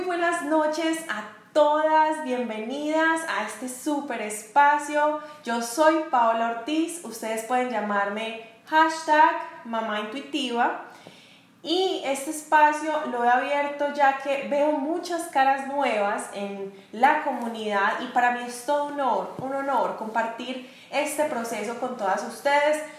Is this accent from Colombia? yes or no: yes; Medellín, Antioquia, Colombia; moved away as an adult; now in United States; yo soy paisa, soy de Medellín, Colombia, pero vivo actualmente en Estados Unidos.